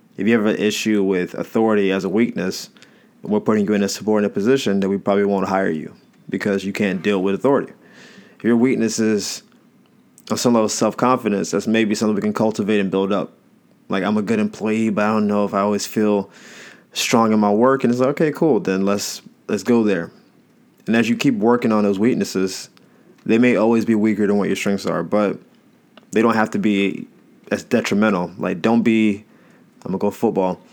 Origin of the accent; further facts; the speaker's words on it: Florida, United States; I'm from Florida